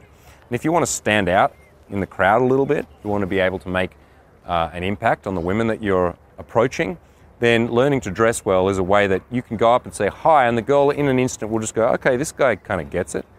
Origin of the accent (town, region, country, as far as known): Canberra, Australian Capital Territory, Australia; born or raised there; moved away as an adult